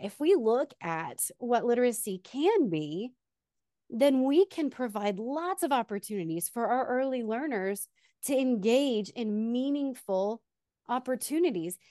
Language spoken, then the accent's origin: English; Texas, United States; also born or lived in Austin, Texas / Wichita Falls, Texas; now in San Antonio, United States; originally I am from Texas